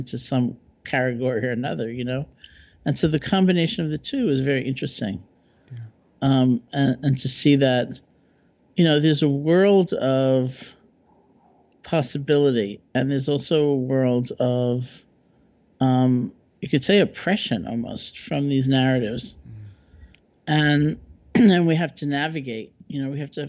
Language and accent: English; New York, United States; I'm a New Yorker